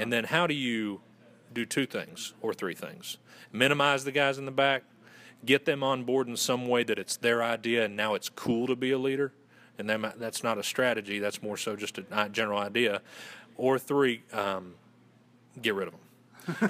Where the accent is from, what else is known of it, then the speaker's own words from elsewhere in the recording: Western North Carolina, United States; accent: Southern; I'm originally from Western North Carolina